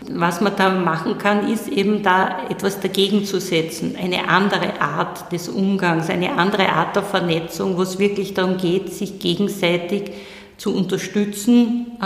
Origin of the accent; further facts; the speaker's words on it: Styria, Austria; ich wollte Richterin werden, hatte in Graz studiert, ich bin aus der Steiermark